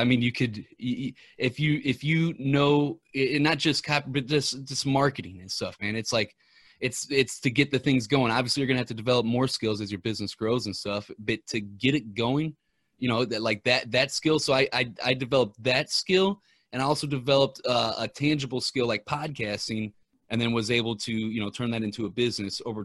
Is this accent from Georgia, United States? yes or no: no; Ferguson, Missouri, United States; I'm from Ferguson, Missouri